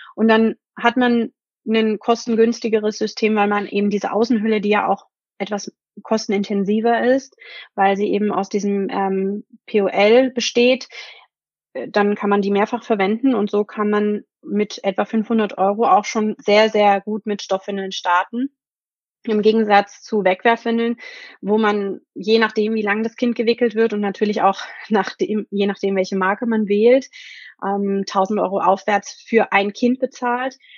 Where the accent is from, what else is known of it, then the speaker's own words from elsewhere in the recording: Germany; Bei uns in Deutschland